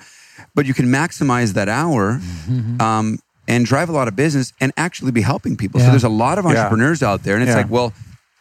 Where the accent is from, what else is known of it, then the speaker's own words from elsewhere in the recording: Austin, Texas, United States; I'm from Austin, Texas